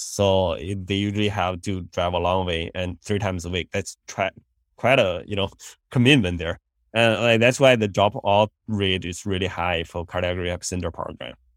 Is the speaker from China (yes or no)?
yes; China; moved away as an adult; also born or lived in India; now in United States; I grew up in China